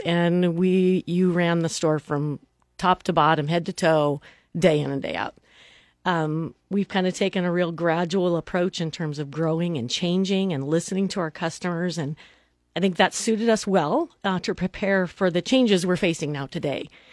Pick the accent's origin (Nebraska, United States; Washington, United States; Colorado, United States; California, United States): Nebraska, United States; Neely; moved away as an adult; now in Lincoln, United States; Dan and I grew up in a small town. Uh, we're from Neely, Nebraska.